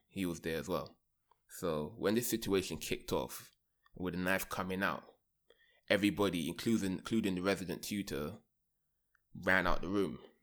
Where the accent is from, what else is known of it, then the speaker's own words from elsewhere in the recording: London, United Kingdom; moved away; I grew up in London